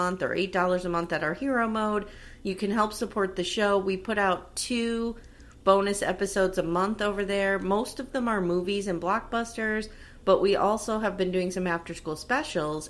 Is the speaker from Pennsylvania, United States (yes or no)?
yes; near Hershey, Pennsylvania, United States; we grew up right near Hershey, Pennsylvania